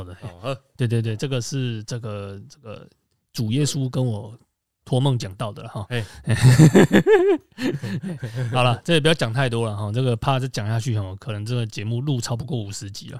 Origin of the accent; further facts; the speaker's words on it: central Taiwan, Taiwan; 我觉得这个问题可能是我们中部人比较感受明显吧。